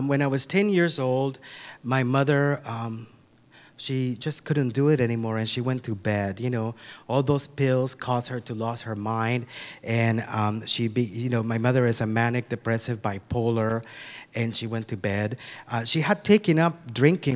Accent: Nicaragua; moved away; I'm originally from Nicaragua. I'm from Central America

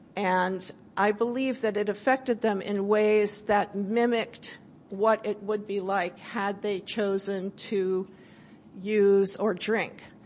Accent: California, United States; I'm from California

